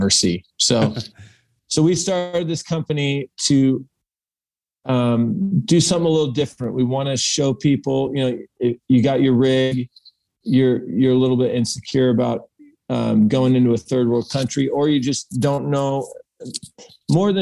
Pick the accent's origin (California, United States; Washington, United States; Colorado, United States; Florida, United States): California, United States; Central Coast; moved away as an adult; now in Mexico; So, I'm from Central Coast, California. I born and raised there